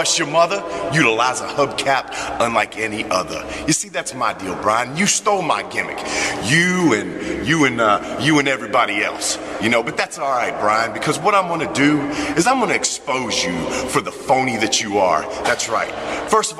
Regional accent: Nashville, Tennessee, United States; This is my hometown, Nashville, Tennessee

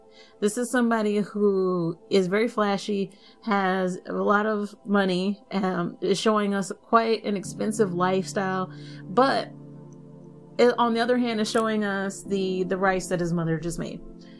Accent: the South, United States; I'm also from the South, so that doesn't mean that I'm never going to have conservative views.

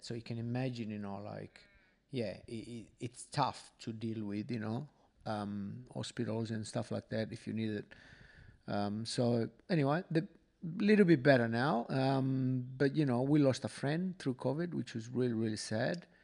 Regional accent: Sardinia, Italy; now in Australia; I am from Sardinia

